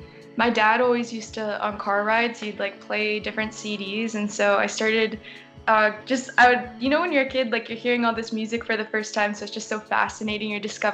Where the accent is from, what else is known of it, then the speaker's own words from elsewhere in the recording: Manitoba, Canada; I'm actually Canadian. I live in Manitoba.